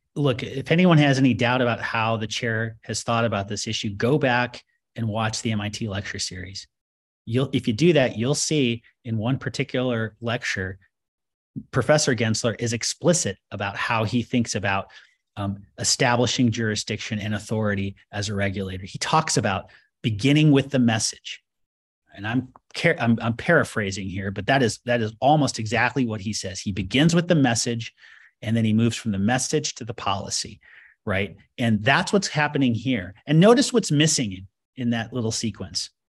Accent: United States; I, as an American

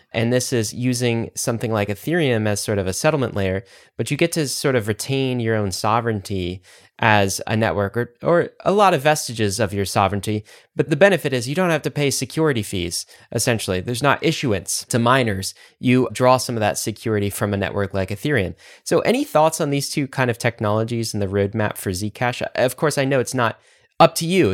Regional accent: United States; as an American

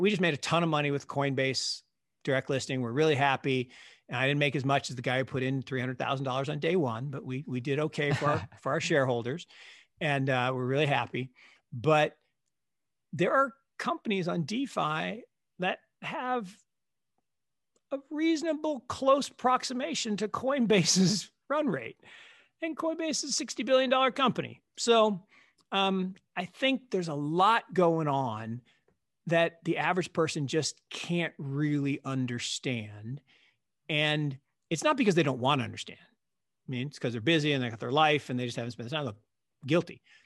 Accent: Seattle, Washington, United States; I grew up in Seattle

